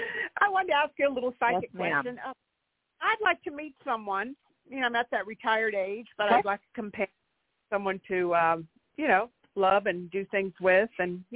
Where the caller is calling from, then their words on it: California, United States; I'm in California.